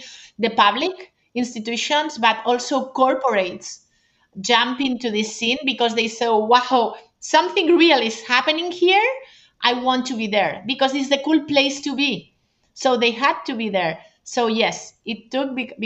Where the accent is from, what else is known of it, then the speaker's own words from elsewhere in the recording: Barcelona, Catalonia, Spain; I'm from Barcelona